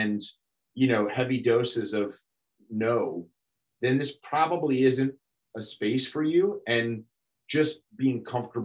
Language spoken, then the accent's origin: English; New York, United States; I'm a born and bred New Yorker